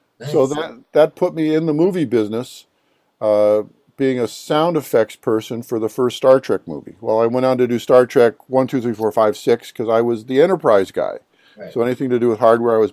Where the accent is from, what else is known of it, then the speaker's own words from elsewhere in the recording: Cleveland, Ohio, United States; I'm from the Cleveland area. I was a rock and roll guy